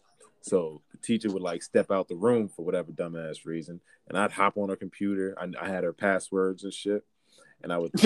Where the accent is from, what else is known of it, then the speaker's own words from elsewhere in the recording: the Poconos, Pennsylvania, United States; also born or lived in Bronx, New York; I grew up in the Poconos, Pennsylvania